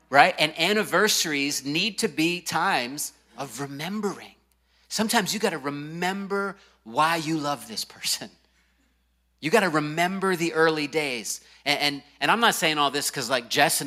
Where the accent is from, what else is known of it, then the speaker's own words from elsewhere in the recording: Virginia Beach, Virginia, United States; the house I grew up in Virginia Beach, Virginia